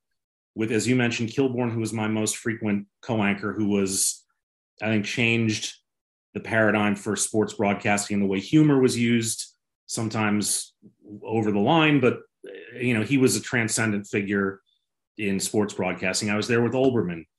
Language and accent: English; New York City, New York, United States; I grew up in New York City in Manhattan.